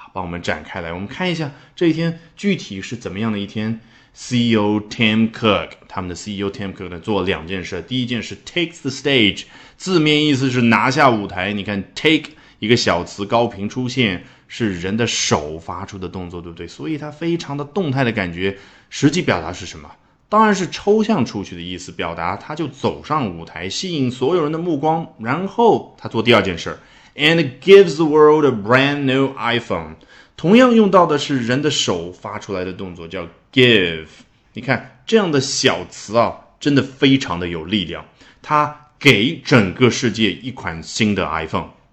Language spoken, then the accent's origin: Chinese; China; 我们中国人期盼过年一样的